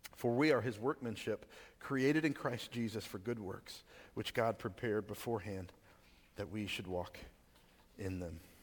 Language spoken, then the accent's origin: English; Texas, United States; I grew up in Texas